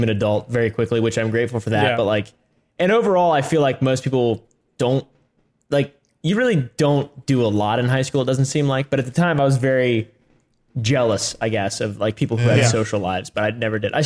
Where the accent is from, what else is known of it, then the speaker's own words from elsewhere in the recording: Virginia, United States; I was homeschooled too. I'm from Virginia.